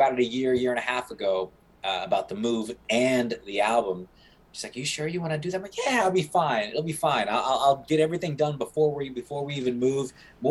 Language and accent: English; Kansas, United States; moved away as an adult; also born or lived in New York City / New Jersey; Born and raised in Kansas, made in New York City. And you know, made New Jersey my home.